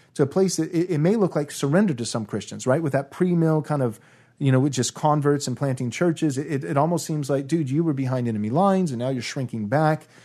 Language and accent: English; United States; I was born in America and 1986. So, along with anybody else raised in a typical American church